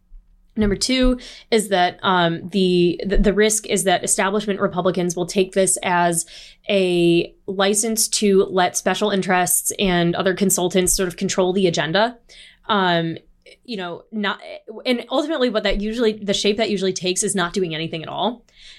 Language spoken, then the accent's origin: English; Toledo, Ohio, United States; I'm from the Midwest. I'm from Toledo, Ohio.